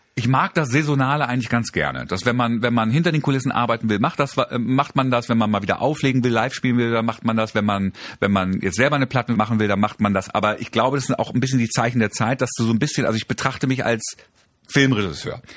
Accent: Germany; meine Eltern sind türkisch, ich bin in Deutschland geboren

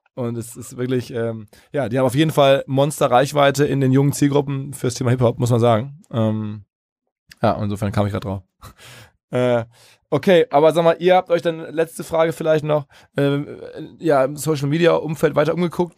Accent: Ruhr area, North Rhine-Westphalia, Germany; aus der Ruhrgebietswahrnehmung, wo ich herkomme

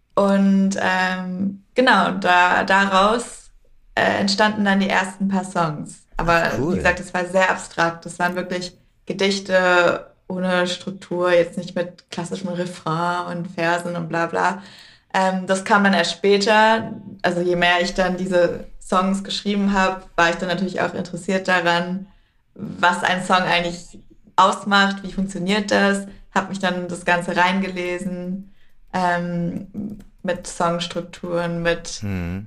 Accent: Berlin, Germany; Ich bin ja in Prenzlberg aufgewachsen

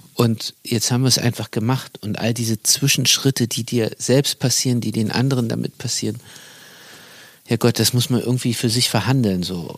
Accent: Berlin, Germany; als Berliner

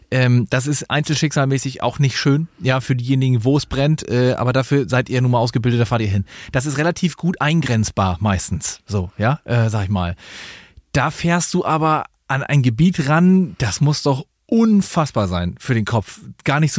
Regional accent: Schleswig-Holstein, Germany; Eigentlich komme ich aus Dithmarschen.

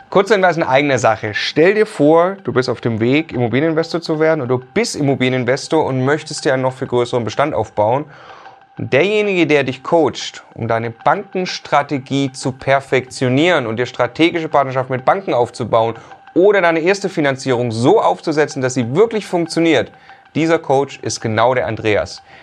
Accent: Munich, Bavaria, Germany; Wir kommen aus München.

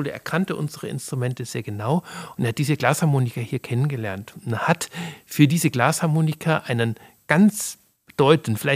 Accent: Munich, Bavaria, Germany; So kannte ich das noch aus meiner Kindheit und Jugend in München.

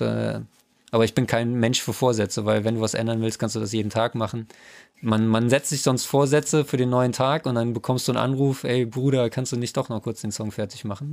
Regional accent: Trier, Rhineland-Palatinate, Germany; ich bin aus Trier

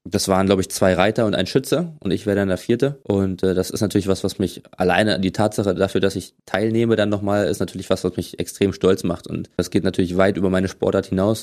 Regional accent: Berlin, Germany; moved away as an adult; now in Potsdam, Germany; Ich bin in ähm, West-Berlin geboren

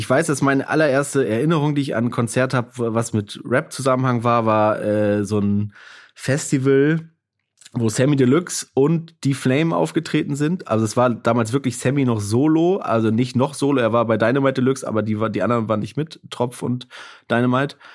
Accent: Baltic coast, Germany; Wo bist du denn groß geworden? Äh, an der Ostsee, in einem kleinen Dorf an der Ostsee.

